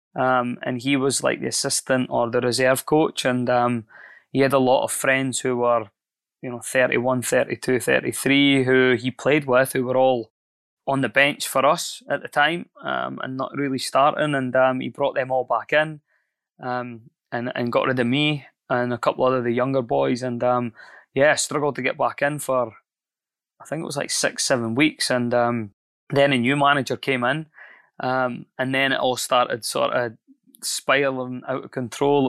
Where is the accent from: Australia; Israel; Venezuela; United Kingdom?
United Kingdom; Scotland; moved away as an adult; also born or lived in New Zealand; I'm Scottish